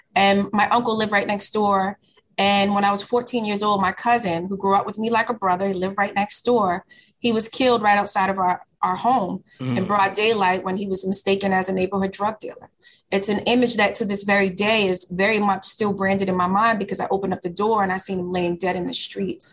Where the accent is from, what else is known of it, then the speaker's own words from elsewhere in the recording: Boston, Massachusetts, United States; my house growing up in Dorchester